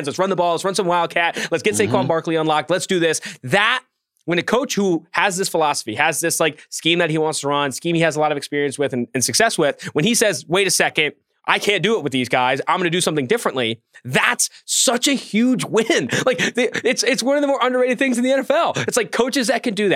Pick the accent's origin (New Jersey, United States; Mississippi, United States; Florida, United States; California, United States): California, United States; Oakland; I'm from Oakland